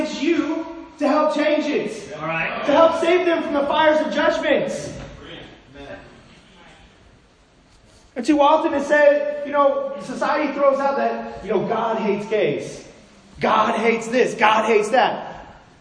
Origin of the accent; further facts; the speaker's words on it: Los Angeles, California, United States; as a kid, I grew up in Los Angeles